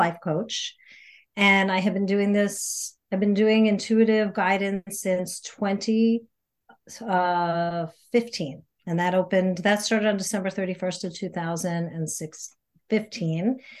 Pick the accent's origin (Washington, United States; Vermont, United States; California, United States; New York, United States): New York, United States; also born or lived in Chicago area / Michigan; now in Chicago, United States; But I'm from New York originally. I'm not from the Chicagoland area.